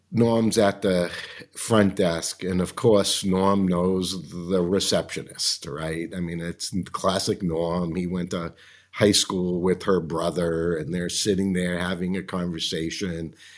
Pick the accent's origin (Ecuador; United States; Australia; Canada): United States; Medford, Massachusetts; moved away as an adult; When I was growing up in Medford, Massachusetts